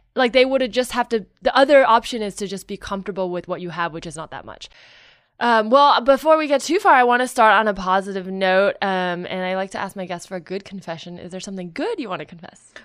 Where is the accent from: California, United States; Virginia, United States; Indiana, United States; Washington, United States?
California, United States; Silicon Valley / the Bay Area; I grew up up there.